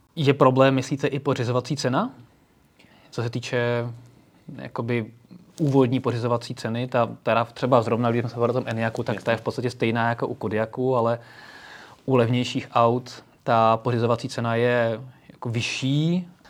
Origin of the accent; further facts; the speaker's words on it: Slovakia; U nás na Slovensku